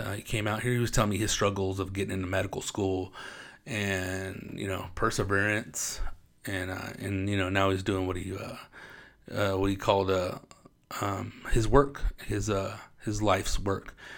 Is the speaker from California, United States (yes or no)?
yes; Riverside, California, United States; also born or lived in Corona, California; born and raised in Riverside, California. Actually raised, I was born, well, born and raised in Riverside County. Uh, born in Corona, California